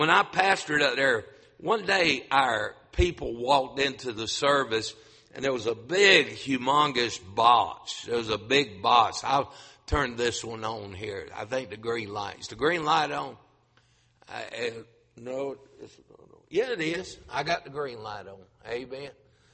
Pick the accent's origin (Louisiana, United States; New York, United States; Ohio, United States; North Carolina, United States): North Carolina, United States; moved away as an adult; also born or lived in Grand Rapids, Michigan; a North Carolina boy pastored up north